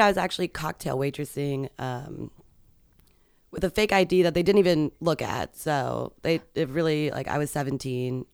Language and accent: English; Arlington, Virginia, United States; moved away; I grew up around there